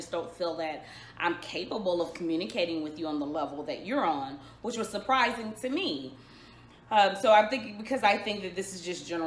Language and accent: English; Dallas, Texas, United States; I am from Dallas, Texas